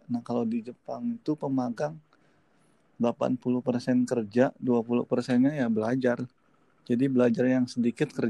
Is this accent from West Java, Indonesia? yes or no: yes; Subang, West Java, Indonesia; also born or lived in Bandung; saya orang Subang tapi ya sekolah atau SMK atau SMA-nya saya di mana di Bandung